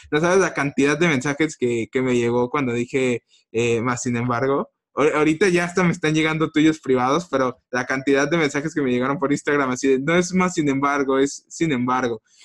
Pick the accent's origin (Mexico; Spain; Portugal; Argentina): Mexico; nosotros como mexicanos